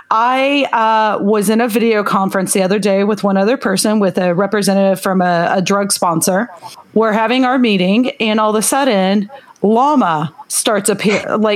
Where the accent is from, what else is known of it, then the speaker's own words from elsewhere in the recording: Oklahoma City, Oklahoma, United States; I'm from Oklahoma. I'm not I'm City.